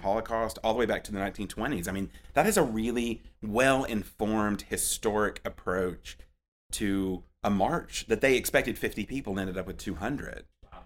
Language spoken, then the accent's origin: English; Anniston, Alabama, United States; also born or lived in Tuscaloosa / Charlotte; now in Birmingham, United States; I grew up in Anniston, um, and lived there, and lived there between there and Tuscaloosa until I moved to Charlotte and then came back to Birmingham for the project